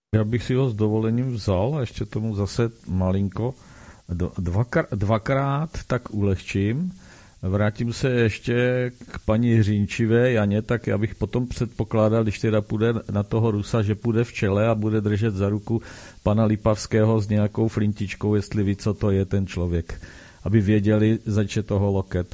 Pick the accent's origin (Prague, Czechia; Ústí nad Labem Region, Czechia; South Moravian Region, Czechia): South Moravian Region, Czechia; Brno; u nás v Brně